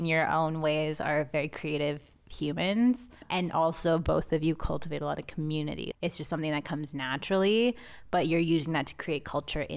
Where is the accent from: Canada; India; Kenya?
Canada; Surrey, British Columbia; I'm from Surrey.